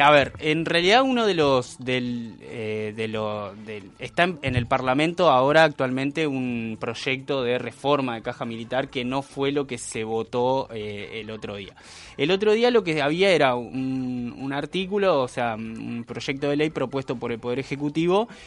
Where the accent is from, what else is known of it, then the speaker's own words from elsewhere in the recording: Uruguay; es un problema que tenemos como sociedad uruguaya, que el uruguayo tiende a valorar mucho más al viejo que al niño